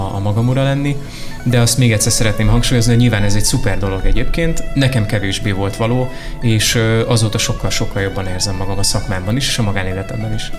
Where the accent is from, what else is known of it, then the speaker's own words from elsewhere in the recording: Miskolc, Borsod-Abaúj-Zemplén, Hungary; moved away as an adult; now in Budapest, Hungary; Miskolcon éltem előtte, ott születtem meg ott érettségiztem